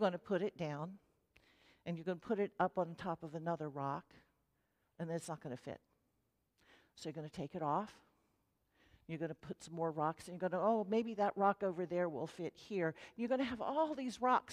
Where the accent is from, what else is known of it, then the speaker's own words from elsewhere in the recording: Maryland, United States; now in Middle Tennessee, United States; I grew up in Maryland, and the ground there grew rocks too